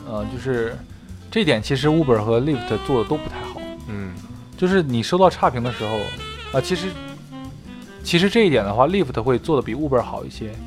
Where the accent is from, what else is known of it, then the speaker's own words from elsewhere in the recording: China; now in United States; 我是中国人